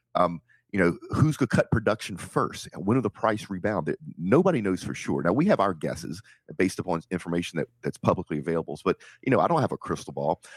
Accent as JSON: {"language": "English", "country": "Nigeria"}